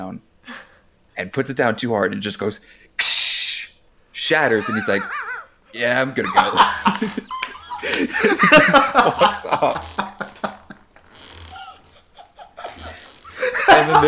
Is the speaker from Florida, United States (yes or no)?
yes; Florida, United States; moved away; I grew up in Florida all my life.